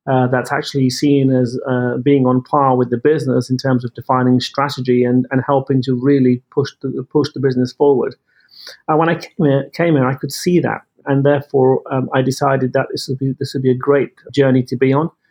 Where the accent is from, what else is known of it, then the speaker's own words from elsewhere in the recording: United Kingdom; as you can tell from my from my accent, I'm I'm from the UK, um, but my parents were are from India. Uh, I was born in the UK. Um, and brought up there and educated there